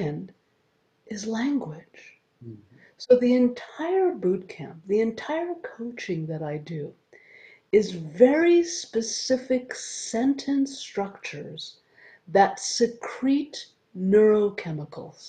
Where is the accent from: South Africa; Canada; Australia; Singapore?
Canada; I'm Canadian